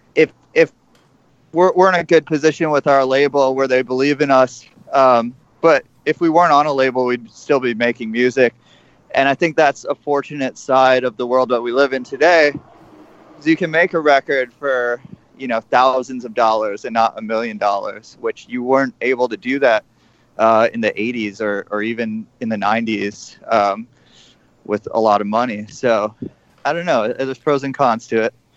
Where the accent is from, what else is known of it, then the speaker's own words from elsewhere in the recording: Midwest, United States; now in New York City, United States; i grew up in the Midwest